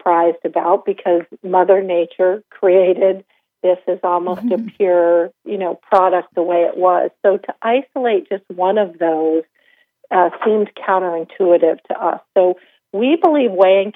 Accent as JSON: {"language": "English", "region": "Vermont", "country": "United States", "tie": "born or raised there", "said": "I grew up in Vermont"}